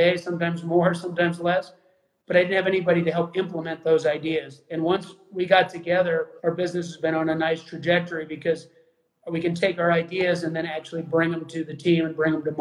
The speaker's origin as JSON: {"language": "English", "region": "Arizona", "country": "United States", "tie": "born or raised there", "said": "I grew up in Arizona"}